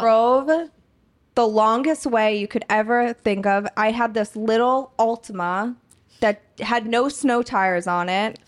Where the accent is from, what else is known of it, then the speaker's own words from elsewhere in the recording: Boston, Massachusetts, United States; moved away as an adult; now in Los Angeles, United States; I don't know that I could live back in Boston